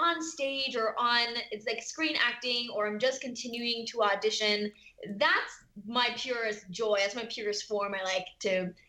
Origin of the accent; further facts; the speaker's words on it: California, United States; I am from Southern California.